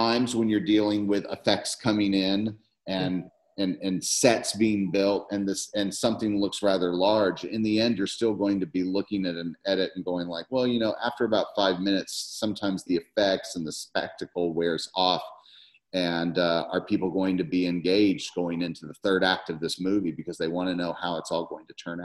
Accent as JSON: {"language": "English", "town": "Memphis", "region": "Tennessee", "country": "United States", "said": "I'm from Memphis."}